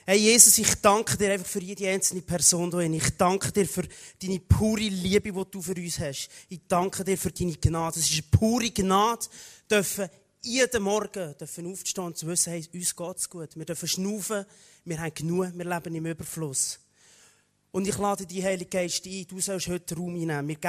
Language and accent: German; Aargau, Switzerland; ursprünglich komme ich vom, vom Aargau, genau, nur kurz. Ein Aargauer bin ich.